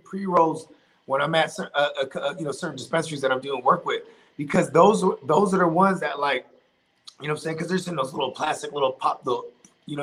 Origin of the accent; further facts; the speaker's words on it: California, United States; I'm from California